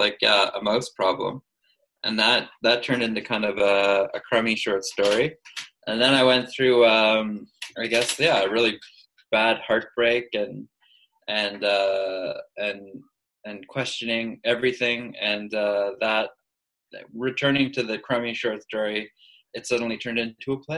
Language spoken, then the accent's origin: English; Edmonton, Alberta, Canada; moved away; also born or lived in Montreal; I'm from Edmonton